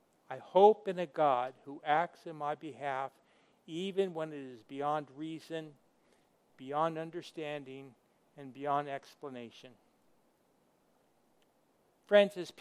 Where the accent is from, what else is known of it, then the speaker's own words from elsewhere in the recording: California, United States; moved away as an adult; also born or lived in Africa; I grew up in California